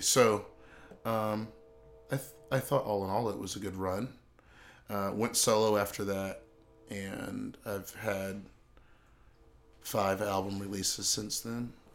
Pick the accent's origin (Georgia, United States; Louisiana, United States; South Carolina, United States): South Carolina, United States; Charleston; moved away as an adult; also born or lived in California; I grew up in Charleston, South Carolina.